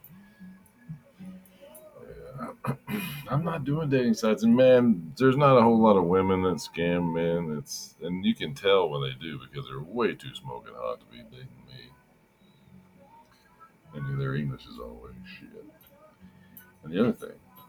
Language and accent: English; near Denton, Northern Texas, United States; also born or lived in Western Oklahoma; now in Oklahoma, United States; I grew up in Texas, man. Northern Texas by Denton